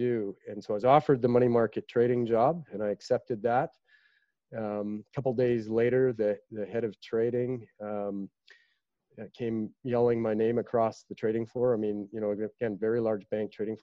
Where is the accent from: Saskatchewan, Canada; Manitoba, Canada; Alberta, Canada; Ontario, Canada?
Alberta, Canada; Calgary; I was the kid from Calgary